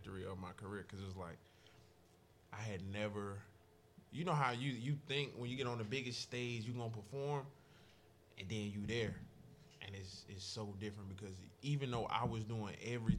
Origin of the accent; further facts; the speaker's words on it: Jacksonville, Florida, United States; I grew up in Jacksonville